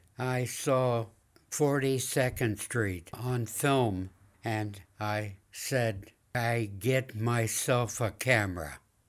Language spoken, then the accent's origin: English; Piqua, Ohio, United States; Piqua, Ohio.